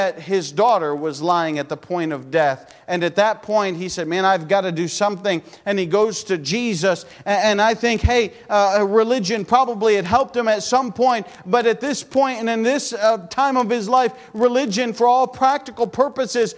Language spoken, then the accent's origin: English; United States; I'm American as American can be